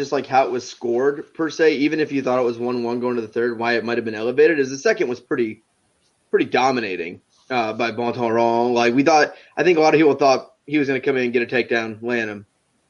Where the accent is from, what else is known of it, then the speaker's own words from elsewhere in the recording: Massachusetts, United States; born there; I was born right outside of Boston, so maybe that's part of it. I don't know. I was born like 45 minutes from Boston, so maybe that's it. But I didn't live there.